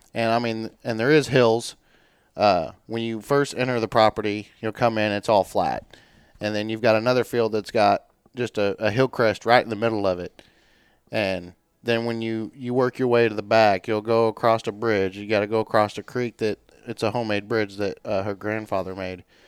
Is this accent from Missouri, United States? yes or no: yes; Warrensburg, Missouri, United States; also born or lived in Centerview, Missouri; born and raised in Warrensburg, Missouri